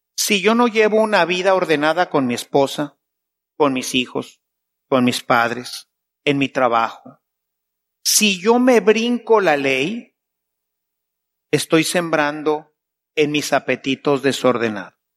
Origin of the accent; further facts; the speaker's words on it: Mexico; yo vengo de México